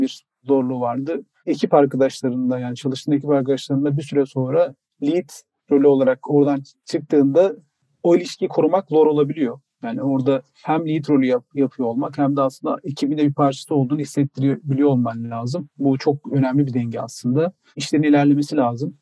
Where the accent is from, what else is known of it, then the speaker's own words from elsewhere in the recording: Trabzon, Turkey; now in Istanbul, Turkey; Trabzonlu ve Trabzonsporluyum